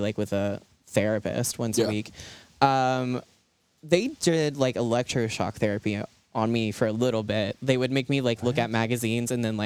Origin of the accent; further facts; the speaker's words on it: Ripley, West Virginia, United States; I grew up in Appalachia. I grew up in Ripley. Went to school there all throughout.